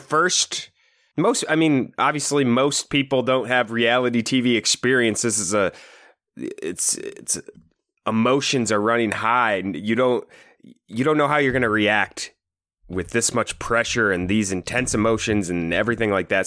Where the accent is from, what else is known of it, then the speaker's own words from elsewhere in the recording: Iowa, United States; we're obviously from Iowa.